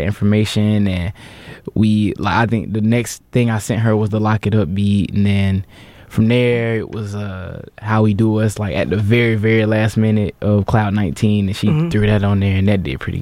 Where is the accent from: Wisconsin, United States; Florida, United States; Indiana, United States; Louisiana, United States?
Florida, United States; Jacksonville; moved away as an adult; now in New York, United States; I'm from Jacksonville, Florida. Moved up here for school